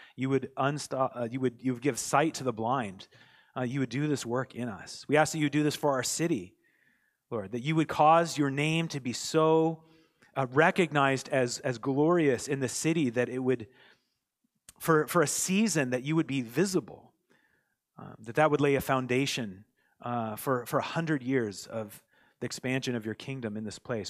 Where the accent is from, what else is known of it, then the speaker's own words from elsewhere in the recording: United States; now in Canada; I'm American also